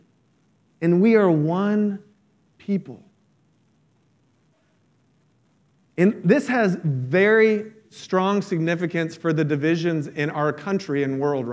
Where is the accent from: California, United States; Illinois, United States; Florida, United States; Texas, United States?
Florida, United States; about an hour south of Orlando, near Disney World; I grew up near Disney World. I wasn't in Orlando. I was about an hour south